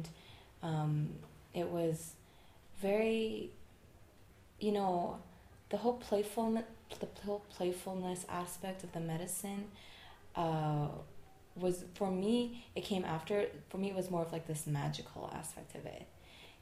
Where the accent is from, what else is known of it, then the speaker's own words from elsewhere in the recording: Montreal, Quebec, Canada; I'm from Montreal.